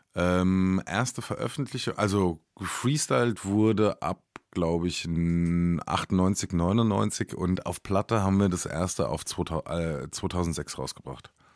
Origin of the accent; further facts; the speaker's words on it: near Aschaffenburg, Hesse, Germany; accent: Hessian; moved away; da, wo ich aufgewachsen bin, ist nicht so weit von Bayern entfernt.